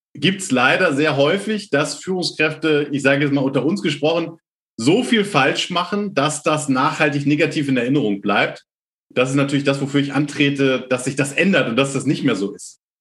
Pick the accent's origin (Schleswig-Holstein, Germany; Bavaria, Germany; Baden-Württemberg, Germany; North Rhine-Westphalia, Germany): Schleswig-Holstein, Germany; near Lübeck; Ich komme tatsächlich aus Norddeutschland, also aus der Nähe von Lübeck